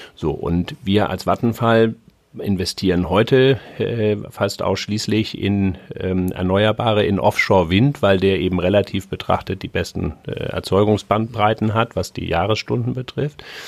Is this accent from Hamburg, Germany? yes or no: yes; Hamburg, Germany; bin Hamburger